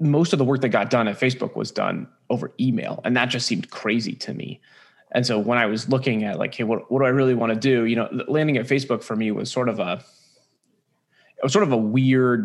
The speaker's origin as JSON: {"language": "English", "town": "San Francisco", "region": "California", "country": "United States", "tie": "born or raised there", "said": "I'm originally from San Francisco. I know that's weird. I'm one of the few. I grew up here"}